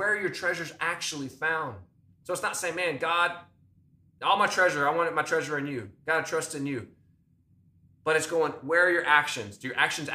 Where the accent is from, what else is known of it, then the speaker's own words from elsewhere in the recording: United States; as American Christians